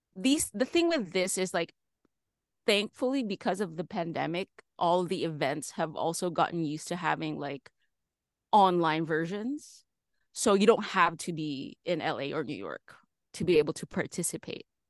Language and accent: English; Philippines; moved away as an adult; now in Los Angeles, United States; I'm from the Philippines originally, so I started there